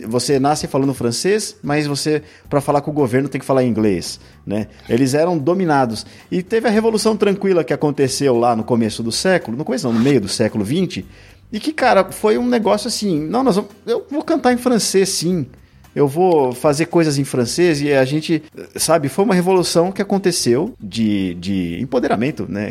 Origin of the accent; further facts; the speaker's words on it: São Paulo, Brazil; eu nasci em São Paulo. Cara, eu nasci com milhões de pessoas aqui